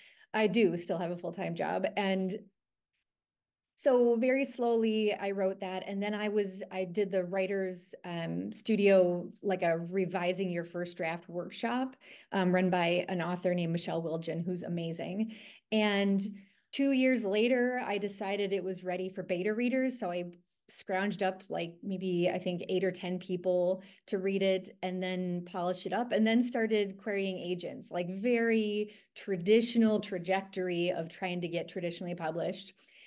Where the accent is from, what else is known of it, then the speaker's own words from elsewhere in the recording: Green Bay, Wisconsin, United States; I mean, I'm from Green Bay, but it's called going up north.